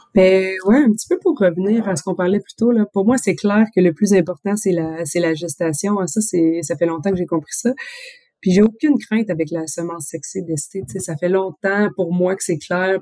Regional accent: Quebec, Canada; moved away as an adult; now in France; quand je suis partie du Québec

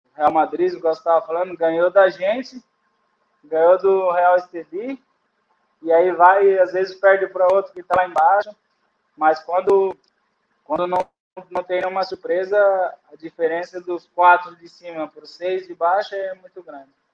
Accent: Brazil; moved away as an adult; sou do Brasil

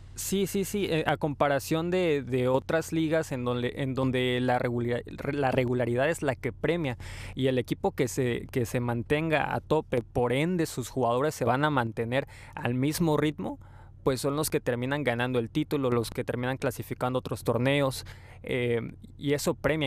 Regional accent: Mexico; nosotros como buenos mexicanos

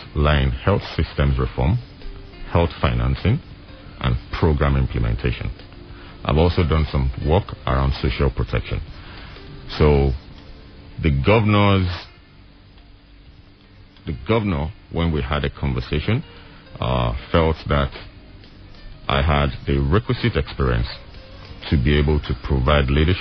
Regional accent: Ekiti, Nigeria; I'm here from Ekiti, right? So I'm a bona fide citizen of Ekiti State

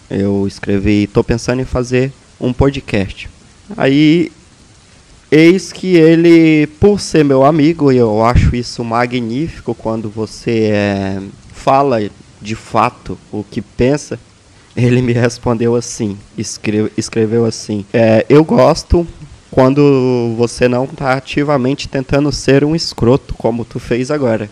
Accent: Brazil; moved away; o meu país de origem, o Brasil

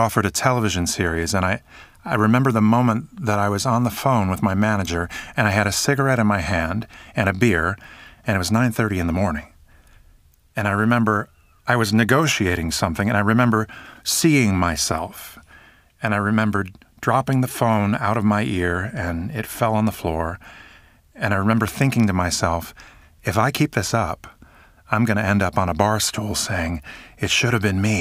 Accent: New Jersey, United States; I'm a guy from New Jersey

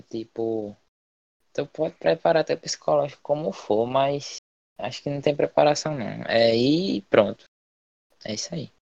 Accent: Paraíba, Brazil; moved away as an adult; now in Canada; sou estado da Paraíba, estudo na Sétima Manguape

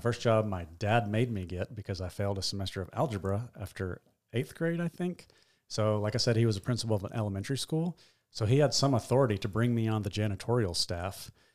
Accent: Nashville, Tennessee, United States; I was born in Nashville.

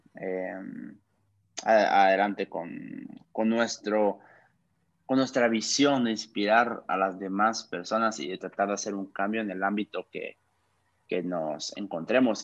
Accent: Guatemala; soy un joven guatemalteco

